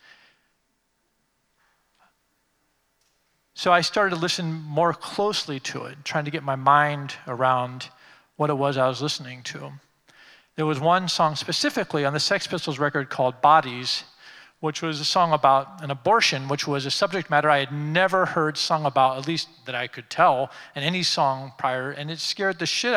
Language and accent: English; Washington, District of Columbia, United States; I grew up here in Washington. I lived here my entire life